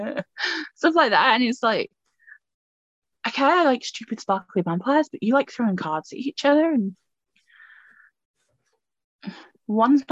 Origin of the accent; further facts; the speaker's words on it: United Kingdom; I'm British